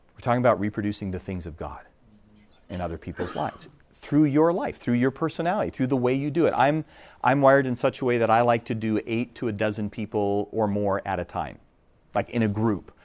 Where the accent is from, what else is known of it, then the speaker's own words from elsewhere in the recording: Minnesota, United States; moved away; I'm from Minnesota originally